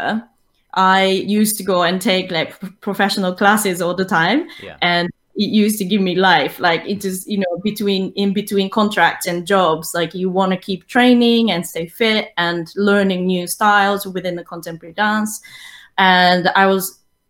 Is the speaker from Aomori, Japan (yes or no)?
no; Tokyo, Japan; moved away as an adult; now in London, United Kingdom; I'm originally from Tokyo, Japan. I started my dance training in hip-hop and ballroom Latin dance back in Tokyo.